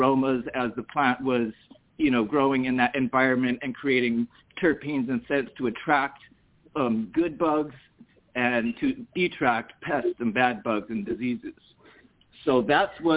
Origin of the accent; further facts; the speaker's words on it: Hawaii, United States; now in Massachusetts, United States; I was actually born and raised in Hawaii